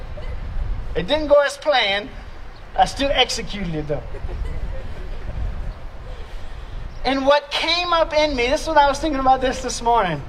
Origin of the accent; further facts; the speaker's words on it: Louisiana, United States; moved away; I'm from Louisiana